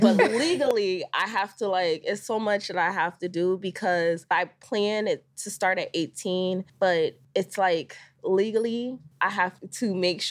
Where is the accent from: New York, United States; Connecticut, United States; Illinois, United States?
Connecticut, United States; So I'm originally from Connecticut.